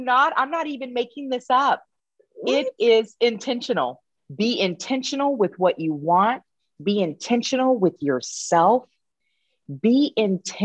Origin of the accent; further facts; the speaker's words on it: Texas, United States; also born or lived in Joliet, Illinois; I'm based out of Dallas, Texas, and I was raised in Texas, but born in Joliet, Illinois